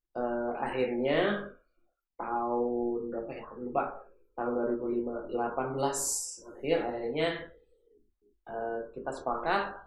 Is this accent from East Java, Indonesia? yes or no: yes; Malang, East Java, Indonesia; moved away as an adult; also born or lived in Batam; kampung halamanku di Malang